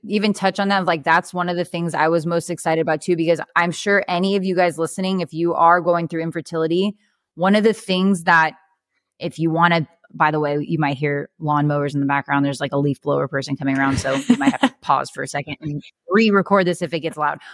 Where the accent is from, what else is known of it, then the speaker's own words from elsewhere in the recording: California, United States; moved away as an adult; now in Arizona, United States; We're from California